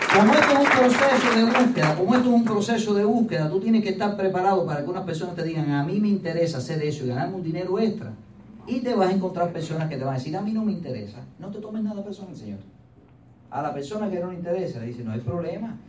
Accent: Pinar del Río, Cuba; moved away; soy de Pinal del Río

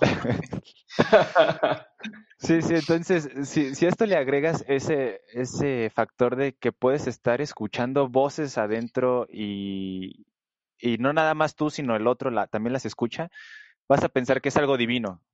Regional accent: Mexico; soy mexicano

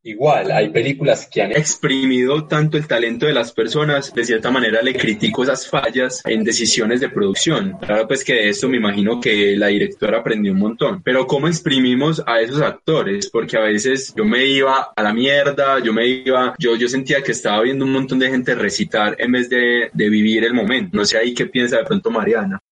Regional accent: Colombia; also born or lived in Medellín; nos vemos identificados nosotros como colombianos

